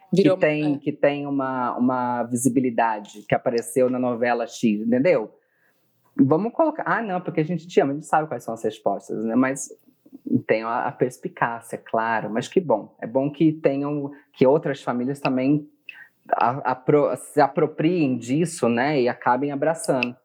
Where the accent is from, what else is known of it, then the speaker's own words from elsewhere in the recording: Bebedouro, São Paulo, Brazil; moved away; De Bebedouro, do lado de tá. Barretos.